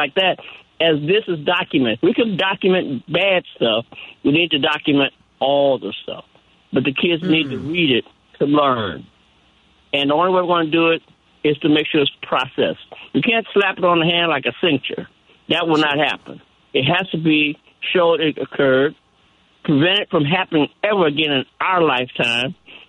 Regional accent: Chicago, Illinois, United States; moved away as an adult; also born or lived in Detroit, Michigan; now in Rocky Mount, United States; Even though I'm a Chicagoan, went to DeSalle in Chicago on 35th Street in Wabash

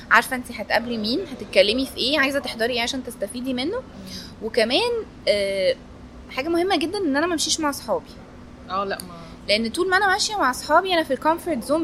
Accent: Egypt; انا كنت الوحيده من مصر

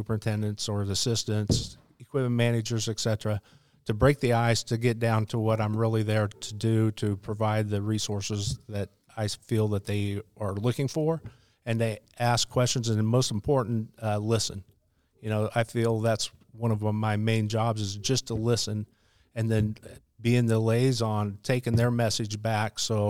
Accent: Nebraska, United States; moved away as an adult; also born or lived in Nashville, Tennessee / Lawrence, Kansas; now in Charlotte, United States; I grew up in Nebraska, born and raised, still unfortunately a Husker fan

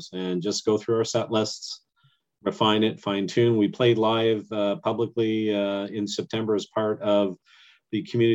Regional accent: Canada; I'm active as a Canadian

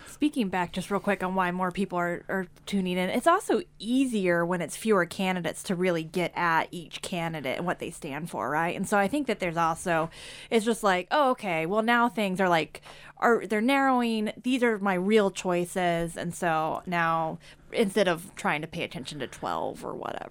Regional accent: Kansas, United States; growing up in Kansas

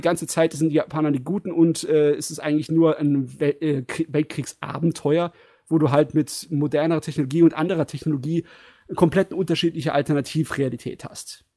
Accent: Germany; als Deutscher

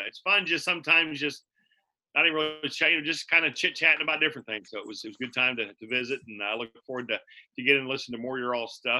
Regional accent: Palmyra, Missouri, United States; I'm from Palmyra, Missouri

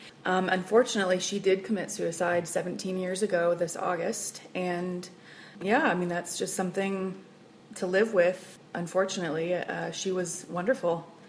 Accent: Oklahoma, United States; now in Colorado, United States; I originate from Oklahoma, so we have a Brit Tex and an Okie here. But I've kind of lived all over the states, and I've been in Colorado long enough that it's definitely home since 96

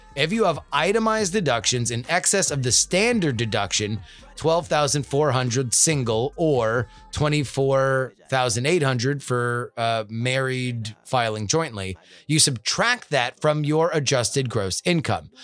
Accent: South Florida, United States; moved away; growing up in South Florida

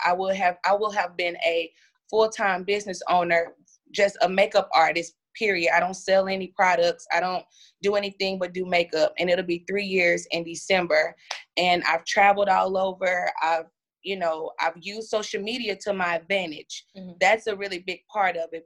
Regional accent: Pine Bluff, Arkansas, United States; I'm from Pine Bluff, Arkansas.

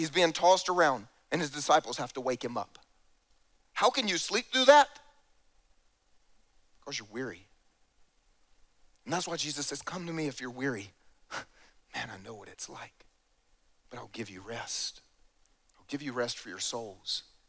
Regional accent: the South, United States; And I grew up here in the South, so just for the fun of it, let me explain.

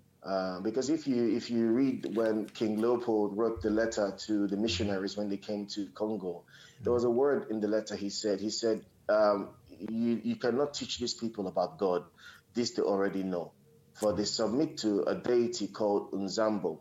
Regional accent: Nigeria; moved away as an adult; also born or lived in Nsukka, Nigeria; now in Sydney, Australia; I was born in Nigeria

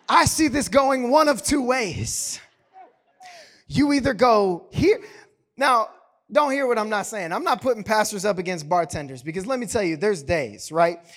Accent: the South, United States; I'm from the South

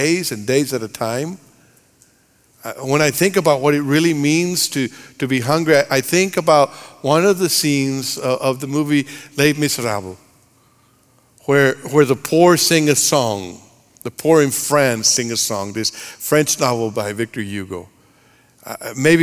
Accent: Monterrey, Nuevo León, Mexico; moved away; I grew up in Monterrey, Mexico

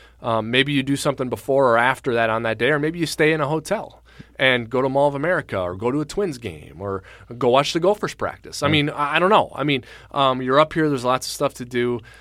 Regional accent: Waseca, Minnesota, United States; I'm from Waseca, which is just outside of Mankato.

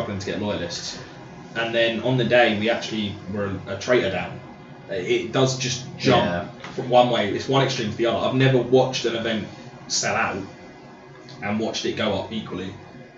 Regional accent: Suffolk, East of England, United Kingdom; I'm from Suffolk

